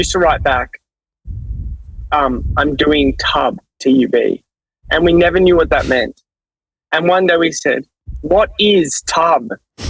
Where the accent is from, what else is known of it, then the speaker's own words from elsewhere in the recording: Australia; I guess we are also from Australia